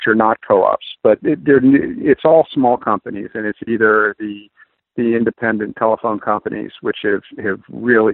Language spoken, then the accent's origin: English; Maine, United States; I'm from Maine